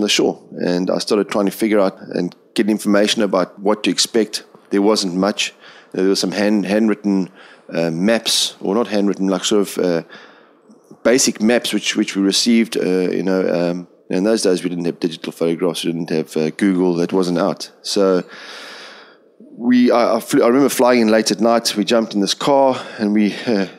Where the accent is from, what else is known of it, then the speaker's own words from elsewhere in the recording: King William's Town, Eastern Cape, South Africa; now in Seychelles; I was born in a small town called King Williamstown in South Africa a long time ago. And funny enough, my ancestors all actually, they founded the town. So we've been there our whole lives